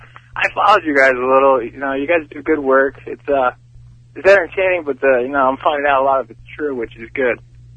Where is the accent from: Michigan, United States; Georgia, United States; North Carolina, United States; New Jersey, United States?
New Jersey, United States; I'm from Jersey